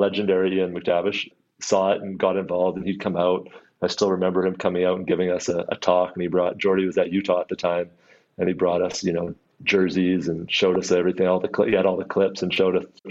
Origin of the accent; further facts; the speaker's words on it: Vancouver, British Columbia, Canada; also born or lived in Salmon Arm, British Columbia / Shuswap; I was born in East